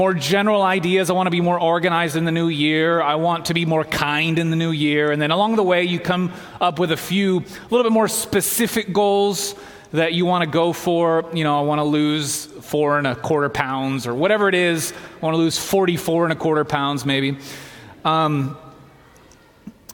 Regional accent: Southeast, United States; moved away as an adult; now in Walla Walla, United States; I'm from the Southeast, went to school up the road

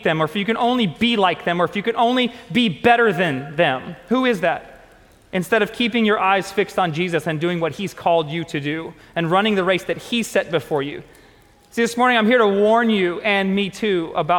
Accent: United States; I'm American

